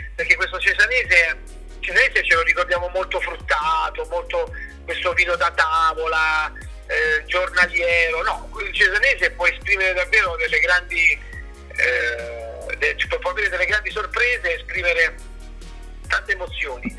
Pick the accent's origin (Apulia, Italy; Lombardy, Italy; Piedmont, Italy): Apulia, Italy; now in Rome, Italy; io sono nato in Puglia, mio padre è romano, vivo a Roma da 16 anni